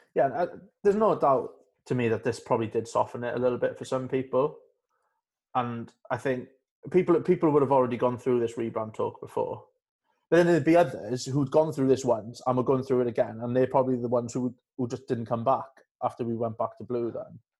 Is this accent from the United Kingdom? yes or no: yes; Carmarthen, Wales, United Kingdom; also born or lived in Wandsworth; now in London, United Kingdom; I'm from Carmarthen and I support Cardiff